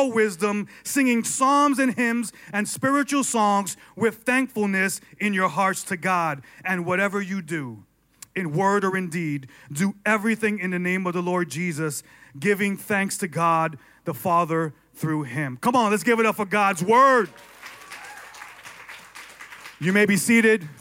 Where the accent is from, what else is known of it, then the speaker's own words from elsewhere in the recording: New York, United States; I was born and raised in New York